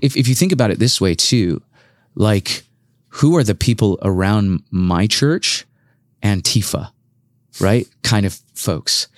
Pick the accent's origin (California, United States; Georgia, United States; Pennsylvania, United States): California, United States; Los Angeles; moved away as an adult; also born or lived in Irvine / Compton; now in Portland, United States; I'm originally from Los Angeles